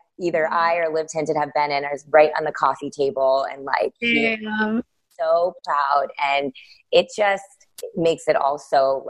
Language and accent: English; India; So I was like, oh, well, she's Armenian and I'm Indian, and that's the closest I'm going to get.